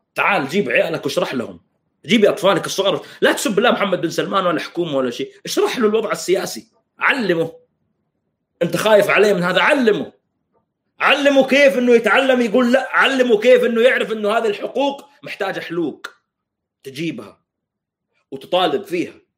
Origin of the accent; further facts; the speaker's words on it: Saudi Arabia; now in Canada; احنا السعوديين